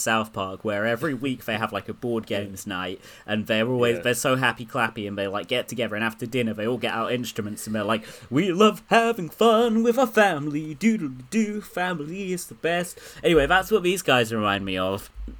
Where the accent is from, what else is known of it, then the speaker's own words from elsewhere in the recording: Israel; I'm from Israel. We'd get on.